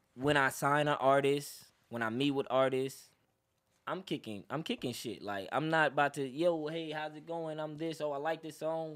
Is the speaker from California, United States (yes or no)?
yes; Los Angeles, California, United States; I'm originally from Los Angeles, California